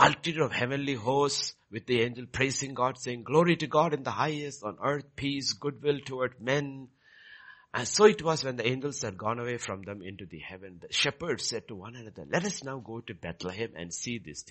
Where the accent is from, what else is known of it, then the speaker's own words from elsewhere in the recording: Kerala, India; moved away; I am from Kerala